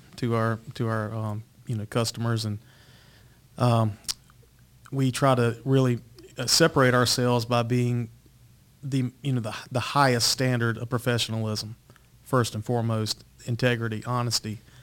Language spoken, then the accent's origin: English; Eden, North Carolina, United States; I grew up also in North Carolina, um, little town called Eden, North Carolina, Rockingham County